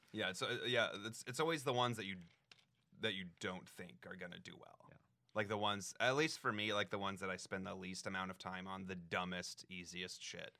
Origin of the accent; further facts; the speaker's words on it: Denver, Colorado, United States; moved away; Denver, like right outside of Denver. Yeah. Uh, Colorado